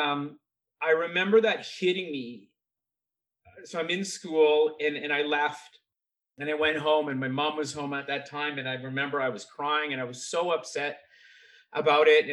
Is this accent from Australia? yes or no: no; Vancouver, British Columbia, Canada; I grew up in Vancouver, BC